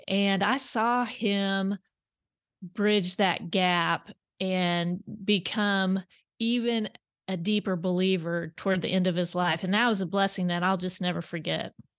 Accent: South Central Kansas, United States; moved away as an adult; now in Bentonville, United States; I grew up in South Central Kansas and on wh, uh, wheat and cattle farm

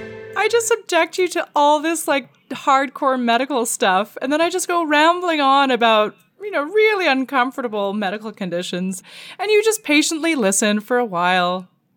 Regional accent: Canada; Okay, so listen, as the Canadian in the room, I need to ask

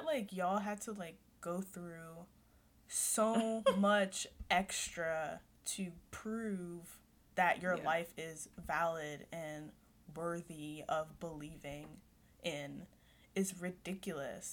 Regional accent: United States; I was born here

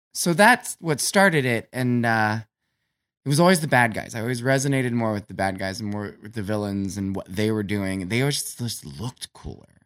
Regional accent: Canton, Ohio, United States; I grew up in Canton, Ohio in the eighties

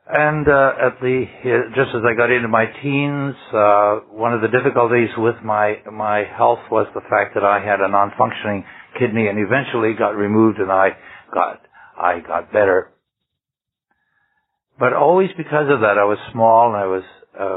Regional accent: Ottawa Valley, Ontario, Canada; now in Vancouver, Canada; I was brought up in the Ottawa Valley in Ontario

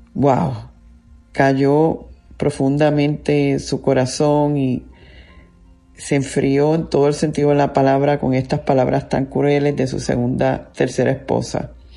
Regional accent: Puerto Rico; yo soy una mujer, soy una puertorriqueña, soy una ministro, soy madre

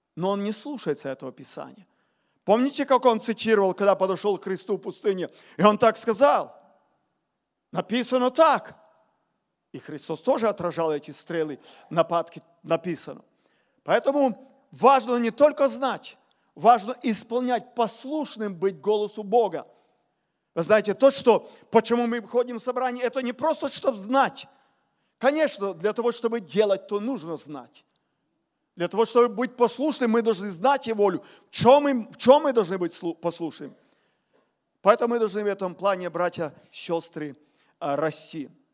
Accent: Ukraine; я с Украины говорю

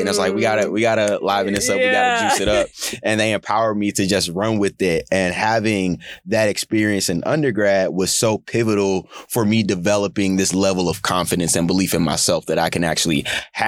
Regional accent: St. Louis, Missouri, United States; I'm from St. Louis City, born and raised

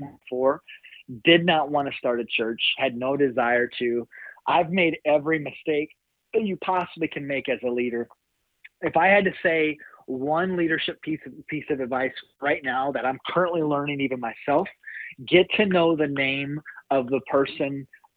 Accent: South Dakota, United States; also born or lived in Kentucky; I'm born and raised in South Dakota

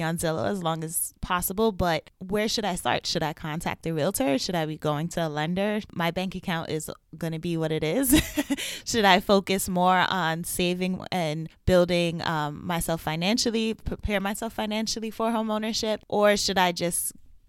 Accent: United States; moved away as an adult; now in Boston, United States; I'm originally from New York and I moved to Boston in 2016

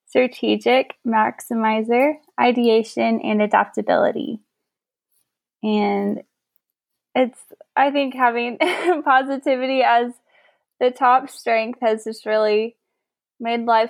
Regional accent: Fort Worth, Texas, United States; moved away as an adult; also born or lived in New York City; I grew up in Fort Worth, and now I'm back here

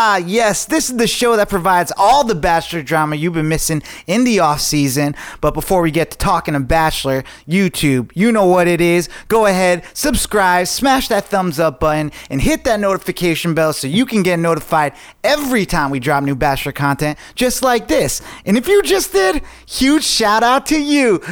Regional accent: Lake George, New York, United States; moved away; I just got back from Lake George, New York. Um, I went up there with my girlfriend and um, introduced her to my hometown

